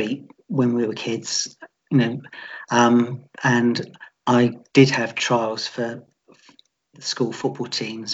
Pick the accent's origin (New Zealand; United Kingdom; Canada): United Kingdom; Portsmouth, South East England; also born or lived in Eastleigh; I was born in Eastleigh, and I've lived in Portsmouth all my life.